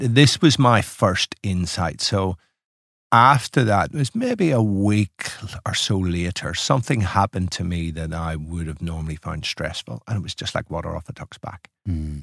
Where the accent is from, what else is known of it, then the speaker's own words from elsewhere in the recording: Ireland; moved away as an adult; now in Melbourne, Australia; It's making an Irishman feel very at home.